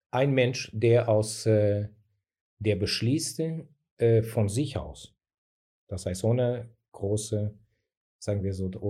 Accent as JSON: {"language": "German", "country": "Portugal", "lives_now": "Germany", "said": "die Gesellschaft hier ist ein bisschen anders gestaltet, gestaltet sich ein bisschen anders als bei uns in Portugal."}